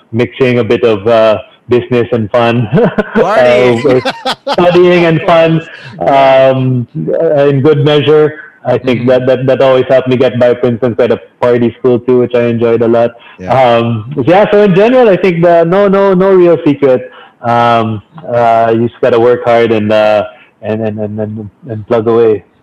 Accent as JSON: {"language": "English", "country": "Philippines", "said": "So, so during those four years, it really heightened my sense of being Filipino."}